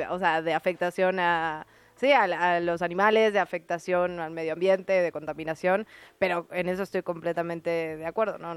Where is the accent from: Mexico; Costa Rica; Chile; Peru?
Mexico; Mexico City; todos somos chilangos y chilangas y chilangues.